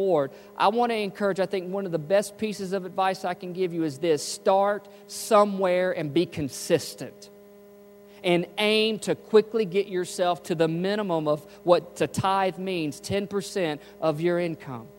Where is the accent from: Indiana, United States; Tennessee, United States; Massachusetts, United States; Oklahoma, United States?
Tennessee, United States; Memphis; moved away; I was from Memphis